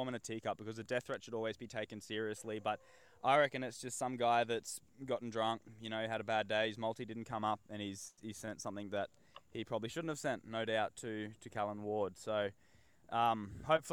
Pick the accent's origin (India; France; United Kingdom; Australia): Australia; Northern Territory; growing up in the Northern Territory